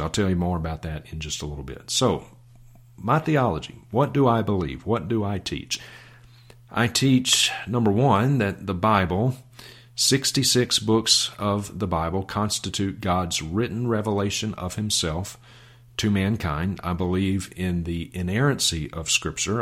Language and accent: English; Vicksburg, Mississippi, United States; I was born and reared in Vicksburg, Mississippi